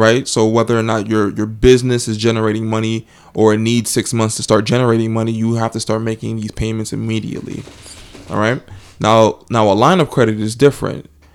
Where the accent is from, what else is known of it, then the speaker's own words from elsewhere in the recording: New Jersey, United States; I'm from New Jersey